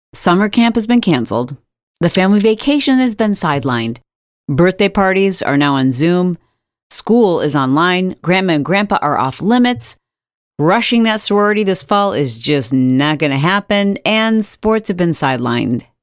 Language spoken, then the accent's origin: English; Michigan, United States; I grew up in Michigan